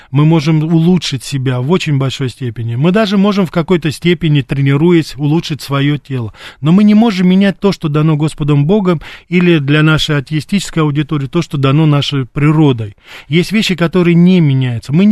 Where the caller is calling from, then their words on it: Moscow, Russia; я из Москвы.